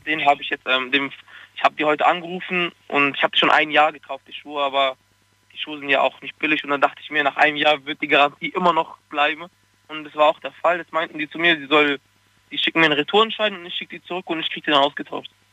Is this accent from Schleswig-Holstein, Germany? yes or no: no; Freiburg, Baden-Württemberg, Germany; Ich komme aus Freiburg, aus dem schönen, schönen warmen Freiburg.